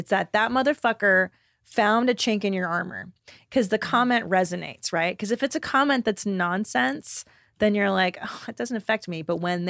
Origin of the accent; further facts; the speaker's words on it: California, United States; I grew up in the San Fernando Valley.